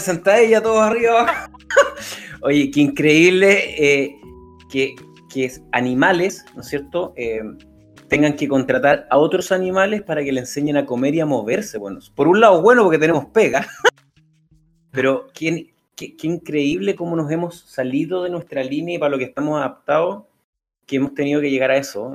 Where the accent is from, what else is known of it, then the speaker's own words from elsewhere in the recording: Concepción, Biobío, Chile; cuando chico, con mi abuela en Concepción íbamos a la Vega Monumental, que donde vivíamos nos eran cuatro o cinco cuadras